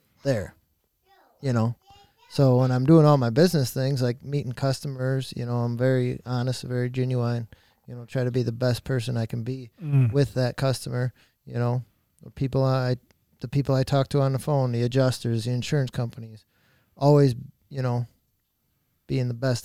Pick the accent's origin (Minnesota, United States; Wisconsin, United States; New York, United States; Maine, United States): Wisconsin, United States; Crandon; I've lived in Crandon my whole life